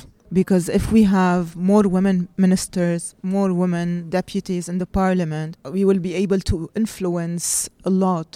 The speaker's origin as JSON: {"language": "English", "country": "Lebanon", "tie": "born or raised there", "moved": "as an adult", "lives_now": "Dubai, United Arab Emirates", "said": "I was brought up in Lebanon until the age of 30 when I decided to move to Dubai"}